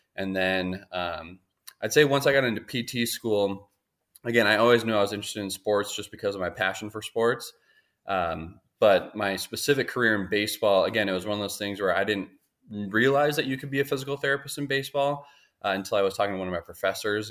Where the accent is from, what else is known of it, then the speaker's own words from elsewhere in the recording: Minneapolis, Minnesota, United States; moved away; I'm originally from Minnesota, Twin Cities area. Um, grew up playing sports